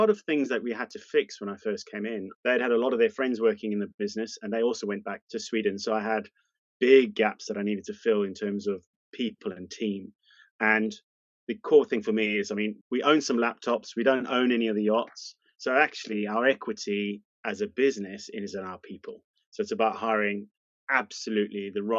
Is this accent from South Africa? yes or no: yes; South Africa; moved away as an adult; now in United Kingdom; Moved to the UK, there was a small change in the law around being South African, and I took advantage of that, moved to the UK